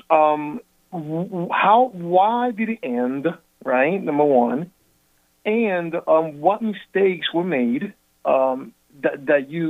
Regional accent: New York, United States; I'm from New York, by the way.

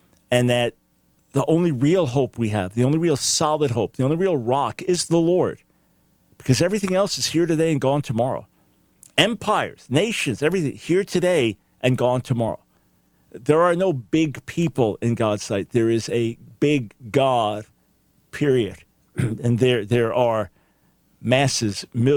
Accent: United States; as an American

